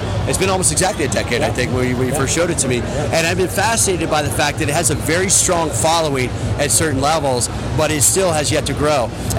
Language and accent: English; Maryland, United States; So I grew up, I'm from Maryland.